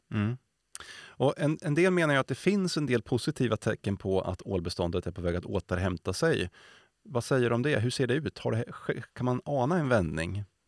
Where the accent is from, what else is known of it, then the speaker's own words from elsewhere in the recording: Sweden; vi svenskar har ätit ål